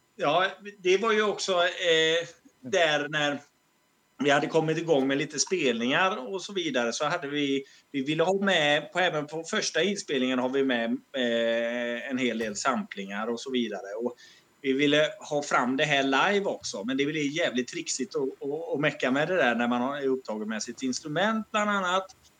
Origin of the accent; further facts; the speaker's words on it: Alingsås, Västra Götaland, Sweden; accent: västgötska; now in Malmö, Sweden; vi kommer ju från Alingsås från början